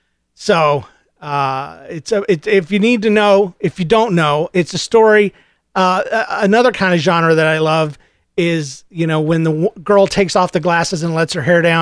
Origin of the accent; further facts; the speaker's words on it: the South, United States; accent: redneck; because I was raised in the South. I had a redneck accent.